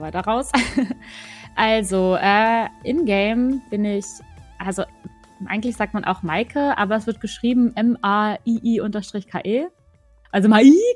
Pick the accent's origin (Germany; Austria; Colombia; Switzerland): Germany; Northern Germany; moved away as an adult; now in Cologne, Germany; ich komme eigentlich aus Norddeutschland, hört man vielleicht ab und an mal auch. Äh, bin jetzt aber gerade nach Köln gezogen